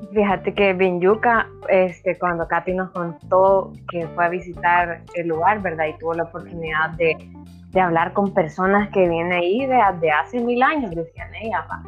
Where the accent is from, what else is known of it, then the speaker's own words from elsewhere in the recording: Santa Ana, El Salvador; moved away as an adult; also born or lived in Antiguo Cuscatlán, El Salvador; soy, soy de Santa Ana y me tocó ir a la capital a, estudiar